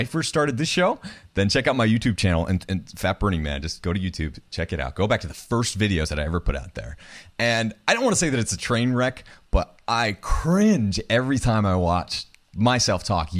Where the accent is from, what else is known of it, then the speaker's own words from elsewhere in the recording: New Hampshire, United States; I grew up in New Hampshire.